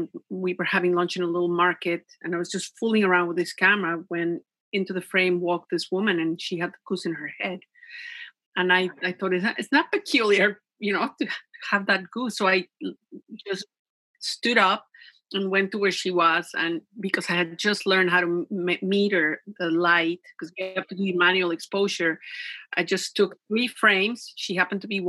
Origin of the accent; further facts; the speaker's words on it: Mexico; English is a second language; also born or lived in Vancouver Island, Canada; now in Canada; When I was growing up in Mexico, my mother really wanted us, the children, to learn English